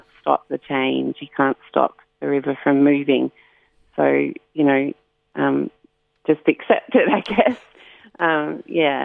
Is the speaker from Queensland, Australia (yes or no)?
no; Warrandyte, Victoria, Australia; I grew up in Warrandyte, and so I was always at the river